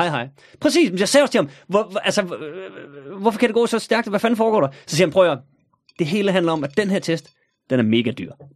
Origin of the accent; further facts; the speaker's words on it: North Jutland, North Denmark Region, Denmark; nu er jeg jo nordjyde